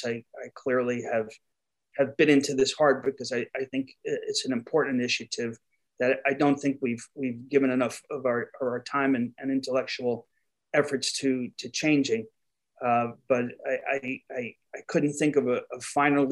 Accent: New York, United States; accent: New York; my New York accent

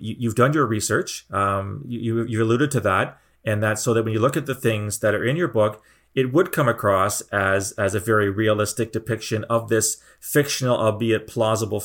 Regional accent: Canada; a fellow Canadian

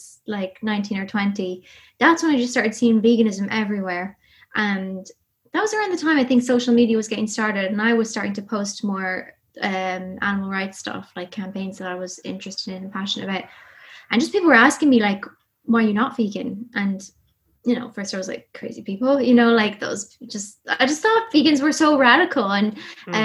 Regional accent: Ireland; accent: Irish; From Ireland, grew up in the countryside

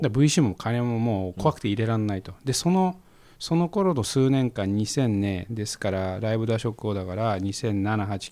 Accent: Koriyama, Fukushima, Japan; now in Tokyo, Japan; 僕はその出身地の福島県郡山市と東京しか知らないですけど

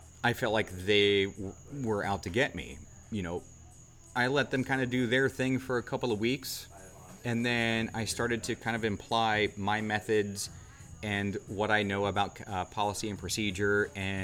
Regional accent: Southern Ohio, United States; now in Charleston, United States; I'm from Southern Ohio

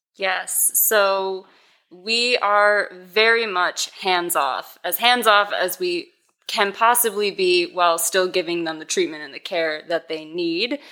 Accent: Racine, Wisconsin, United States; born or raised there; moved away as an adult; also born or lived in Oklahoma

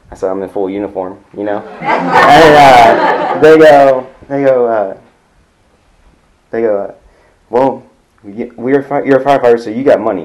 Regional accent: California, United States; moved away; I come from California

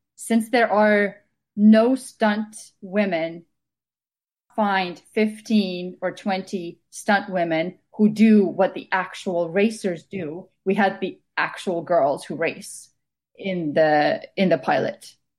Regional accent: Estonia; moved away as an adult; now in Vancouver, Canada; Originally, I'm from Estonia, so I've been living in Canada for the past six years.

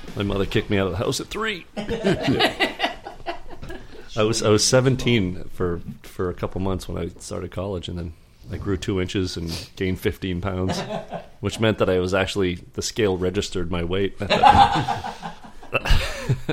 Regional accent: Riverton, Maine, United States; I grew up in Riverton. We had a pretty small league.

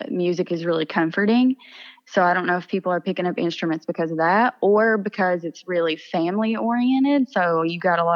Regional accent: East Kentucky, United States; I would be a country singer right now had I not grown up in East Kentucky

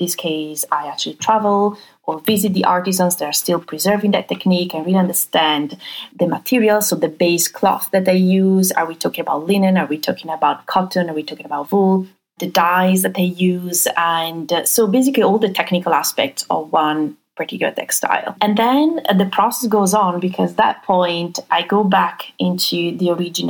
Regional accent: Venice area, Veneto, Italy; moved away; I grew up in the Venice area in Italy

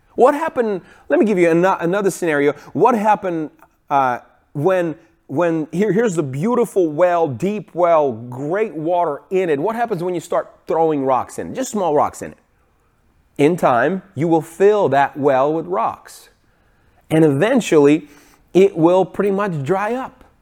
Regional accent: Ukraine; moved away; I grew up in Ukraine

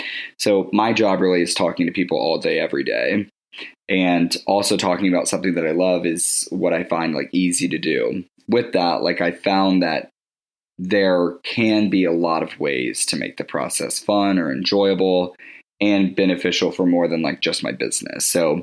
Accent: Winston-Salem, North Carolina, United States; I was born and raised in Winston-Salem, North Carolina, so I have Southern roots that really speak to my nurturing and introverted character.

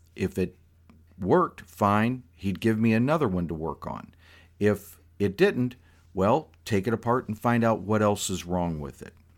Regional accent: South Florida, United States; this kid growing up in South Florida who had never ridden horses

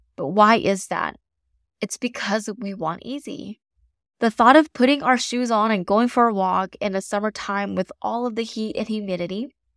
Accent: the South, United States; I'm from the South, so I have never experienced winter like someone from maybe the North or the Midwest

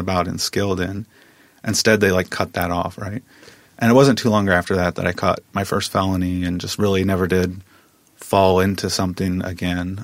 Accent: Midwest, United States; when I grew up, I grew up in the Midwest, and so it really wasn't about skin color so much in the Midwest in a small town

